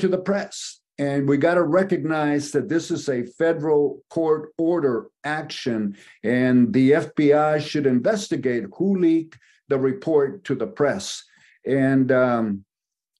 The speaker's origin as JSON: {"language": "English", "town": "Oakland", "region": "California", "country": "United States", "tie": "born or raised there", "said": "I grew up here in Oakland, live in Oakland"}